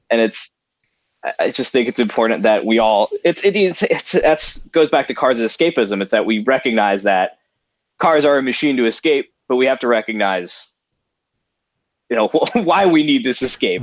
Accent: South Gate, California, United States; South Central, where I grew up in Southgate

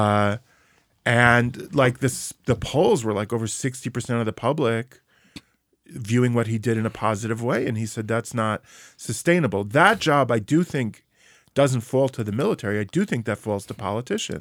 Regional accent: New York, United States; as a New Yorker

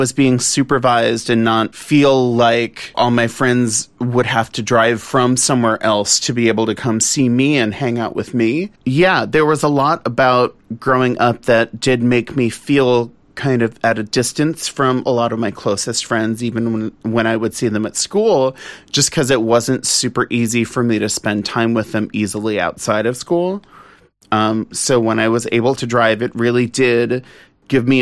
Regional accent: New Orleans, Louisiana, United States; I grew up in New Orleans and where I spent my childhood and most of my adolescence

